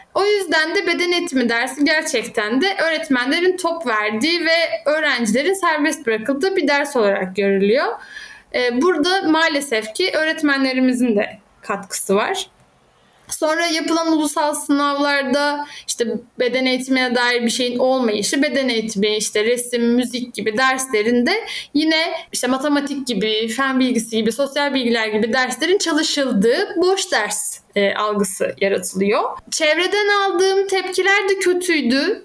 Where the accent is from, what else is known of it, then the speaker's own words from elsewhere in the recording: Izmir, Turkey; now in Muğla, Turkey; 30 yaşındayım, İzmirliyim.